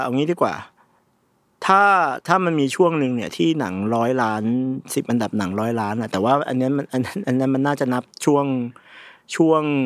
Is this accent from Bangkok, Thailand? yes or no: yes; Bangkok, Thailand; ผมเกิดและเติบโตอยู่ในชุมชนที่ชุมชนวัดหนังวัดมันชื่อวัดวิจิตการนิมิตนะครับอยู่ตรงซอยจริญสิบสามวัดวิจิตการนิมิต